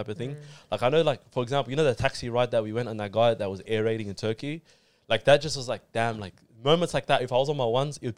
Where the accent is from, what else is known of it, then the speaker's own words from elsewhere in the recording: Australia; I'm Australian